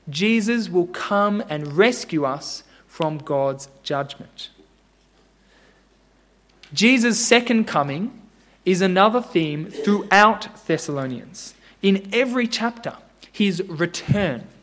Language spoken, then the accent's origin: English; Japan; but I grew up in Japan, as I was telling Al, and I saw it every day. Millions of people in Japan serve and bow to idols.